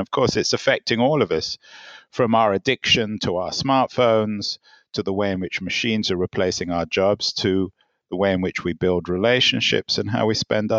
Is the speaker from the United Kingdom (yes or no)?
yes; England, United Kingdom; When I was growing up, I grew up in England, and I used to just go away, go to Europe, go overseas